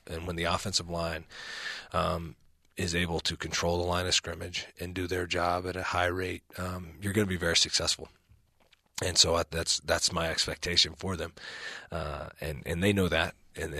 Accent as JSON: {"language": "English", "town": "Birmingham", "region": "Alabama", "country": "United States", "lives_now": "Provo, United States", "said": "I tell people all the time, I come from the Bible Belt in Birmingham and south in the southeastern United States, so very conservative part of the country."}